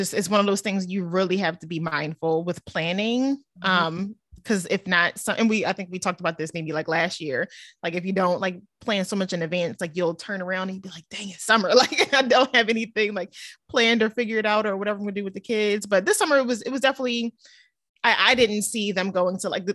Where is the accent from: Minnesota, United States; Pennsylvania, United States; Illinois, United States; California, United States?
Pennsylvania, United States; Cheltenham; now in Cinnaminson, United States; I grew up in Cheltenham